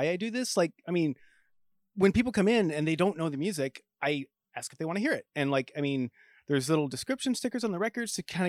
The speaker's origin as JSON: {"language": "English", "region": "New England", "country": "United States", "tie": "born or raised there", "also_born_or_lived": "Connecticut / New York", "said": "No, I grew up mostly in New England, like Connecticut and upstate New York."}